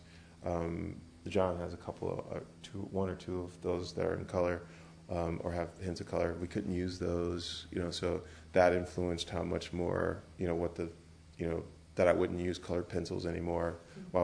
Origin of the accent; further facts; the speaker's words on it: Grand Rapids, Michigan, United States; the city I was born and raised in it, Grand Rapids, Michigan